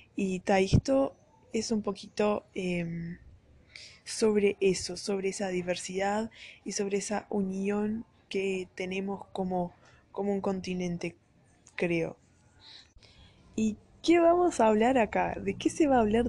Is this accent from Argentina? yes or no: no; Uruguay; accent: Uruguayan (yo me llamo, sheísmo); Spanish is a second language; now in Brazil; soy brasilera y estuve viviendo la mitad de mi vida acá en Brasil y la otra mitad en Uruguay